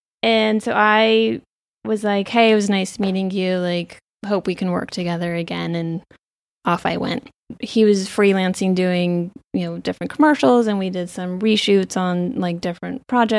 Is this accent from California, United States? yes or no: yes; Ventura, California, United States; Oh, I'm from Ventura, California.